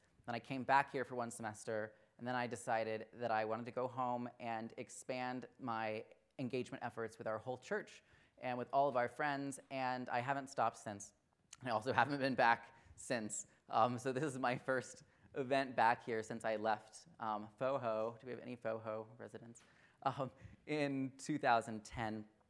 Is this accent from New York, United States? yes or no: no; Wichita, Kansas, United States; I grew up in Wichita, Kansas, in an evangelical Christian family and church that was really the center of our family's social circles and the heart of so much of our community.